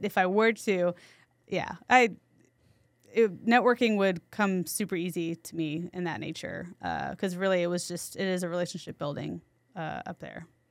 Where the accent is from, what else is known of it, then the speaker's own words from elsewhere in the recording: San Antonio, Texas, United States; also born or lived in New York City; I'm from San Antonio, so I, I came back temporarily